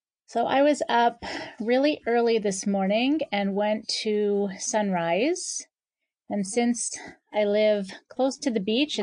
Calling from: Boca Raton, Florida, United States; I am calling from Boca Raton, Florida.

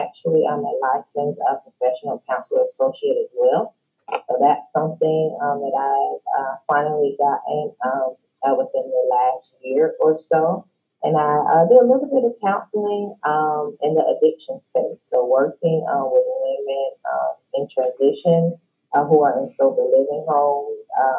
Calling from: Commerce, Texas, United States; also born or lived in Florida; So I am calling from Commerce, Texas. That's a little bit outside of Dallas.

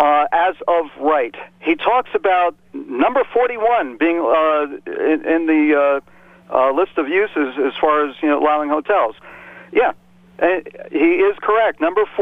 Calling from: Warwick, New York, United States; calling from Warwick.

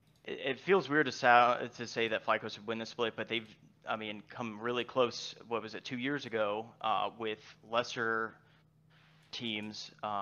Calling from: Tampa, Florida, United States; Tampa, Florida.

